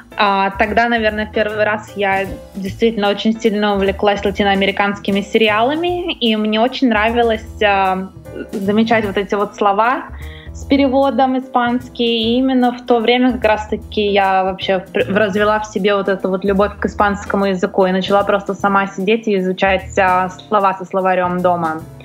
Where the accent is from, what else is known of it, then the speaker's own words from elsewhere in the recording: Russia; now in Los Angeles, United States; я из России, но я живу в Америке